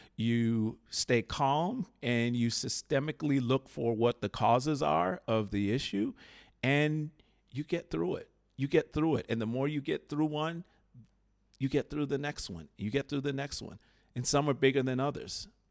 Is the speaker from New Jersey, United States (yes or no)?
no; Chicago, Illinois, United States; I grew up in Chicago, Illinois